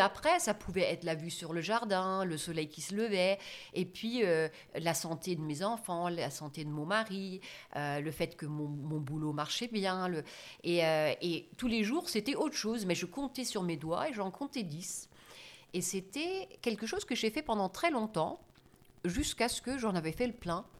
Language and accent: French; Germany; French is a second language; moved away as an adult; also born or lived in United States / France / Italy; je suis née en Allemagne, dans une famille euh, d'origine agriculteur, vignerons. Mhm. Mes parents, euh, eux, avaient une concession Fiat. Et euh, euh, j'ai grandi, en fait, entre guillemets, bêtement en Allemagne